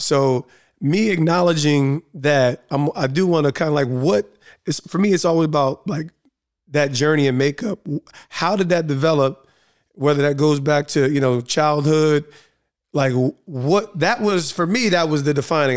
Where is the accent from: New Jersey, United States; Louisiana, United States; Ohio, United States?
New Jersey, United States; East Orange; also born or lived in Montclair, New Jersey; growing up in East Orange, which is re, extremely urban